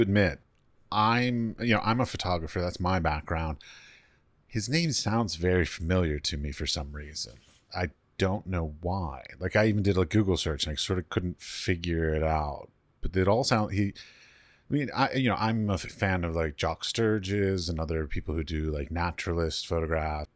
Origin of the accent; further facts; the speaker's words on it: United States; moved away; I come from America